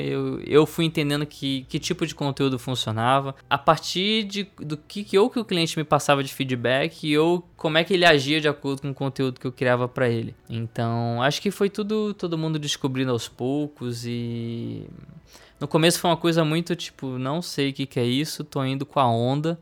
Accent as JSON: {"language": "Portuguese", "region": "Rio de Janeiro", "country": "Brazil", "said": "Eu, eu sou carioca, sou do Rio de Janeiro, tenho 29 anos"}